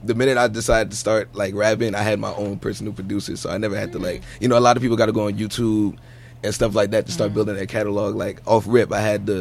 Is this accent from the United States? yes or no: yes; East Orange, New Jersey, United States; I'm from East Orange, New Jersey, better known as Ill Town to the locals around there